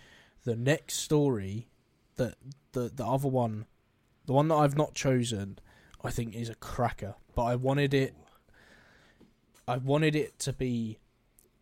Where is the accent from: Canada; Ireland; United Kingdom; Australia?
United Kingdom; England; I claim that I'm English, can't even speak it properly